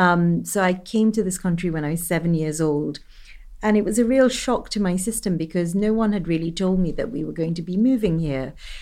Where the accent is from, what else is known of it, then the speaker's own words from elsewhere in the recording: United Kingdom; I'm East African, Indian, I'm British.